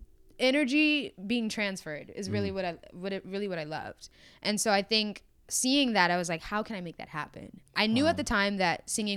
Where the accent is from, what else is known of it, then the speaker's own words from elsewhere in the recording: Atlanta, Georgia, United States; I'm from Atlanta. I was raised in Atlanta. That's where I live.